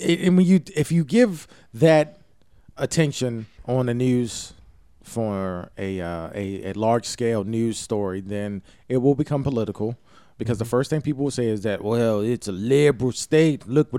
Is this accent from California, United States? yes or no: no; Baltimore, Maryland, United States; Growing up in Baltimore, we, you know, you don't know.